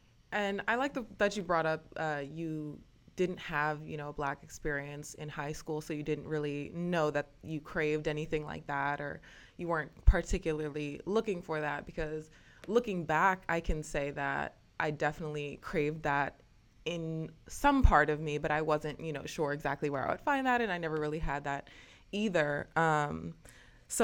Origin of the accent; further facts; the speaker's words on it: Los Angeles, California, United States; I grew up in Los Angeles